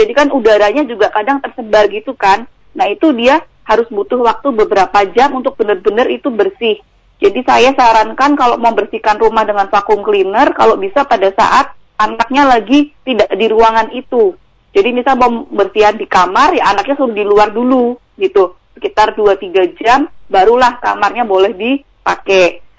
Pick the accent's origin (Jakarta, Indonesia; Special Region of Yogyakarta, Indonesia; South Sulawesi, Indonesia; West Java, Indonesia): Special Region of Yogyakarta, Indonesia; Yogyakarta; Saya sendiri juga mau pulang ke apa ke Jogja, saya aslinya Jogja itu juga nggak berani dengan hmm. kondisi kayak gini.